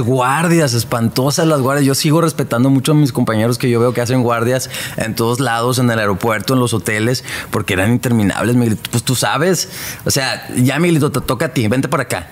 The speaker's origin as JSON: {"language": "Spanish", "town": "Hermosillo", "region": "Sonora", "country": "Mexico", "moved": "yes", "lives_now": "Monterrey, Mexico", "said": "yo soy de Hermosillo"}